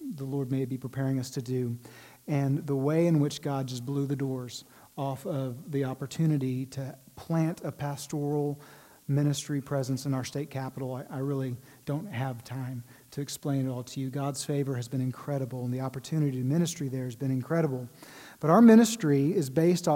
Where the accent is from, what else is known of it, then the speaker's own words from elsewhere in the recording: Waco, Texas, United States; moved away as an adult; also born or lived in Washington, D.C.; I'm a Texas boy. I grew up in Waco